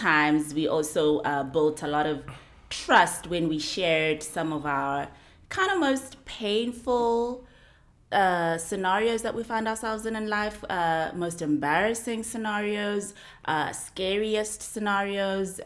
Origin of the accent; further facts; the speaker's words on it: South Africa; I'm not an American woman. I'm a South African woman